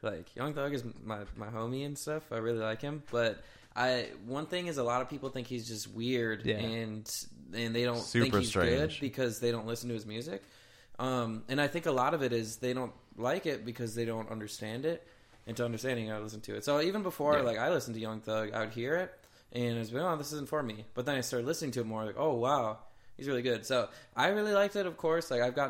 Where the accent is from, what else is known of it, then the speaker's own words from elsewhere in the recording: Midwest, United States; accent: Midwest; That was my Midwest accent creeping back in.